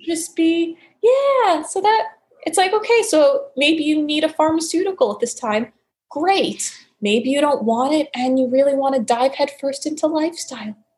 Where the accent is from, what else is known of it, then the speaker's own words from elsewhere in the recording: New York City, New York, United States; moved away as an adult; also born or lived in Arizona / Portland, Oregon / Florida; born and raised in New York City